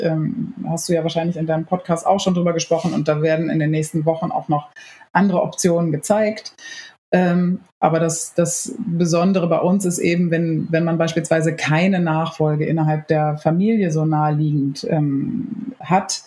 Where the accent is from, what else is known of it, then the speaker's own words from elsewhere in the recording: Lower Saxony, Germany; moved away; ursprünglich komme ich aus Niedersachsen